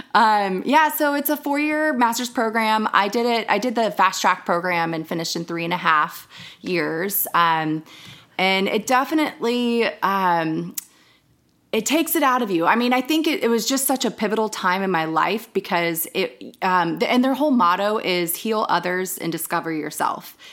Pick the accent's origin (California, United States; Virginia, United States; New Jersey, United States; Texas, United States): Virginia, United States; Northern; moved away as an adult